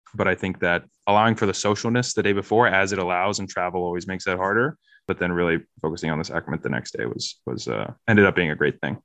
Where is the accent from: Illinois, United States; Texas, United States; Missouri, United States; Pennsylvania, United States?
Pennsylvania, United States; Harrisburg; moved away as an adult; also born or lived in New York City / Chicago; I grew up in Harrisburg, Pennsylvania.